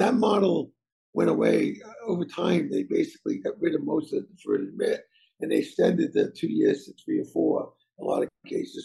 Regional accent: North Providence, Rhode Island, United States; I grew up in Providence, North Providence, Rhode Island, the son of immigrant Italian parents

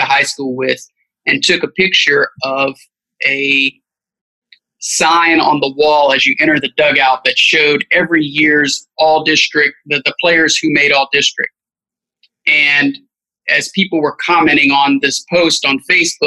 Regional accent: Cypress, Texas, United States; I am from Cypress. I went to Cy Falls High School

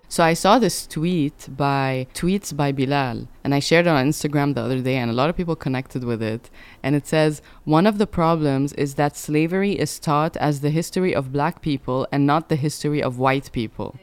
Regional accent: Sharjah, United Arab Emirates; moved away; also born or lived in Dubai; growing up in Sharjah, Dubai

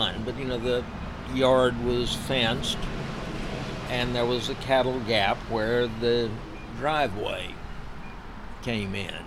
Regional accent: Dade City, Florida, United States; I grew up on Tank Hill

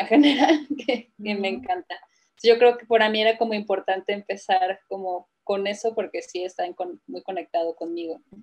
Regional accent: San Cristóbal de las Casas, Chiapas, Mexico; also born or lived in Querétaro / India / London / Canada; now in Guadalajara, Mexico; me, crié en San Cristóbal de las Casas, realmente. Nací en Querétaro y me, mudé desde muy jovencita para allá con mi familia

